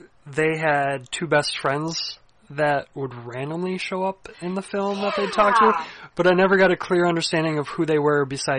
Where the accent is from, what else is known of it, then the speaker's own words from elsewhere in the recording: United States; being American